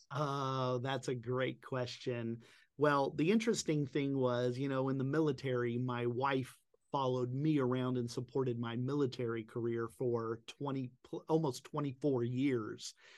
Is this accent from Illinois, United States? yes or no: no; Daytona Beach, Florida, United States; moved away as an adult; now in Northern Italy, Italy; I'm originally from Daytona Beach